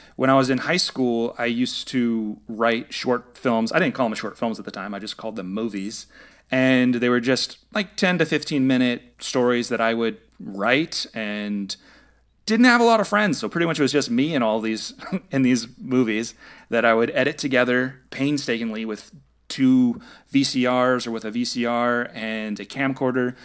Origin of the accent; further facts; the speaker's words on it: San Jose, California, United States; moved away as an adult; now in Los Angeles, United States; I'm originally from the Bay Area. I lived in San Jose, which is about an hour south of San